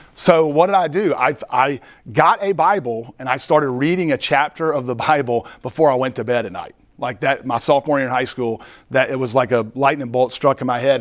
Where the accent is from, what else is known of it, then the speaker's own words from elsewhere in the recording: Greenville, United States; I was born and raised in Greenville